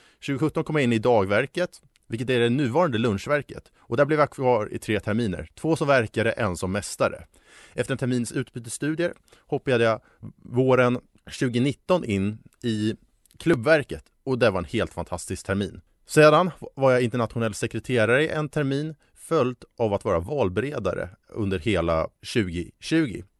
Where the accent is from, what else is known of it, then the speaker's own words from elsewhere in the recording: Stockholm, Stockholm County, Sweden; also born or lived in Uppsala; Hammarby Sjöstad i sin helhet, där jag är ifrån